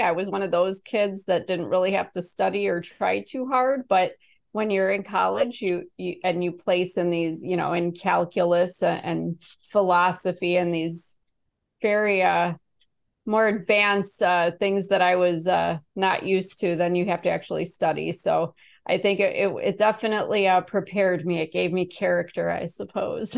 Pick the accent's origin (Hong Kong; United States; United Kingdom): United States; Chicago, Illinois; I was born in Chicago. I didn't have the best childhood either, but I loved the vibe of the city